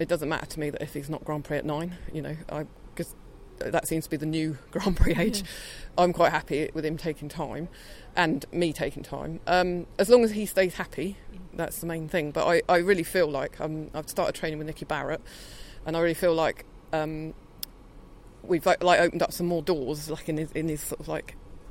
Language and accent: English; Hampshire, South East England, United Kingdom; I'm from Hampshire.